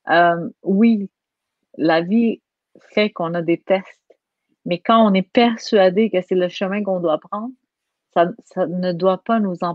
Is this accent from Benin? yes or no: no; Quebec, Canada; accent: Quebec; Quand je parle en France, j'ai un accent du Québec. Donc, moi, je suis habituée, j'ai un accent, point.